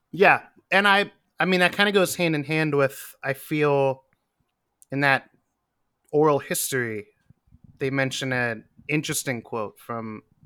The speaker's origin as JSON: {"language": "English", "region": "Western Pennsylvania", "country": "United States", "moved": "yes", "lives_now": "New York, United States", "said": "I'm from Western Pennsylvania, also like a 90 minute drive from Erie."}